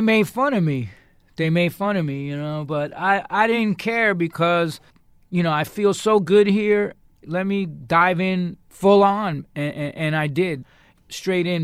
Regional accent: New York, United States; I'm from New York

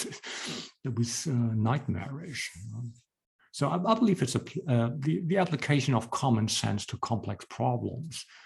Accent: Hamburg, Germany; moved away as an adult; now in Berlin, Germany; I moved to Berlin from Hamburg. So I'm originally from Hamburg, and I had my startup here in Berlin

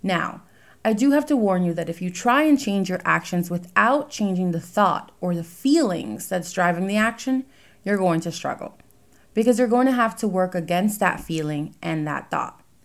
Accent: New York, United States; now in New Jersey, United States; I currently live in New Jersey. I was born in New York

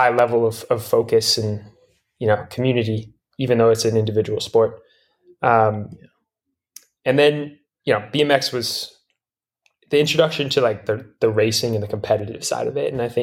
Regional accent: Durango, Colorado, United States; I'm from Durango, Colorado

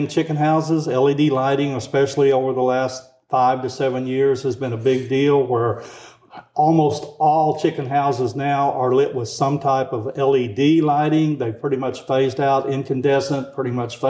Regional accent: Arkansas, United States; now in Tennessee, United States; So I grew up in Arkansas

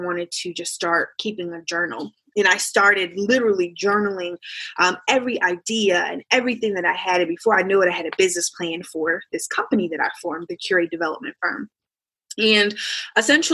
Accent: Indianapolis, Indiana, United States; I'm from Indianapolis, Indiana

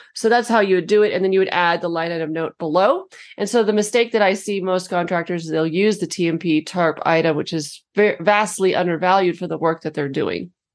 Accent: New Mexico, United States; I'm from New Mexico, we have a lot of stucco

